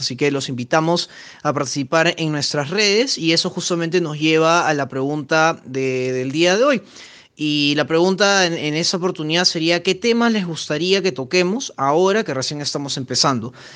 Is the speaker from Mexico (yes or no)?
no; Peru; soy acá de Perú